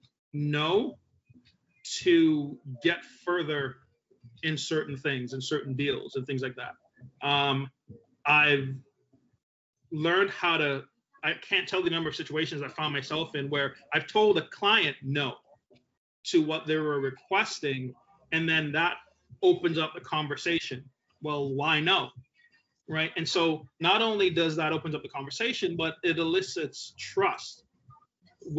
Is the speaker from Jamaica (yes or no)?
yes; Jamaica; moved away; I'm Jamaican. I was born in Jamaica.